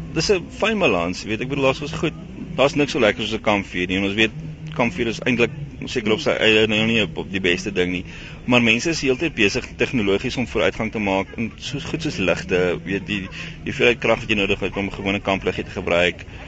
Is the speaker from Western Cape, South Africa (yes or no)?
yes; Stellenbosch, Western Cape, South Africa; also born or lived in Eastern Transvaal; ek's Kaapenaar, ek kom van Stellenbosch af